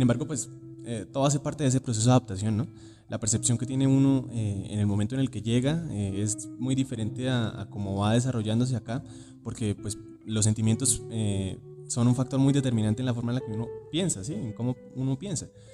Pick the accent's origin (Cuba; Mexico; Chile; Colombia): Colombia; Cúcuta, Norte de Santander; moved away as an adult; now in Bogotá, Colombia; yo vengo de Cúcuta